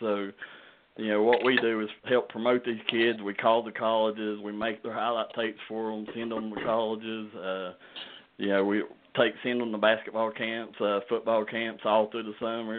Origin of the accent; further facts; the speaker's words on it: Kentucky, United States; like we do here in Kentucky